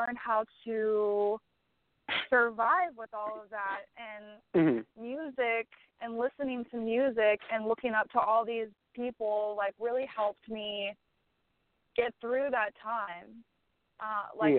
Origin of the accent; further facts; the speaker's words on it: Butler, Pennsylvania, United States; moved away as an adult; now in Nashville, United States; I grew up in Western Pennsylvania.